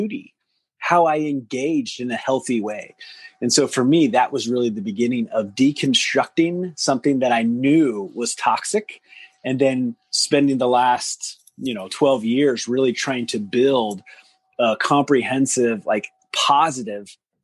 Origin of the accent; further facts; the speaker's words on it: Deep South, United States; growing up in the South, in the deep South